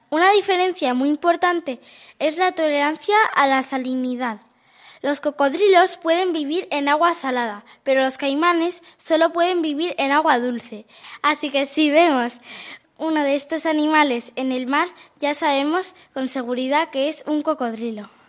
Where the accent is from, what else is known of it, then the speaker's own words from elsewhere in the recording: Argentina; soy de Argentina. Tengo nueve años